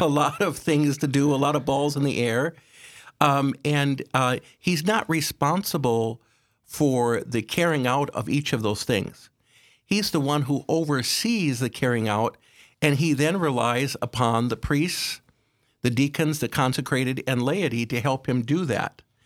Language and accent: English; Aberdeen, South Dakota, United States; I was raised in Aberdeen, uh, one of, uh, six children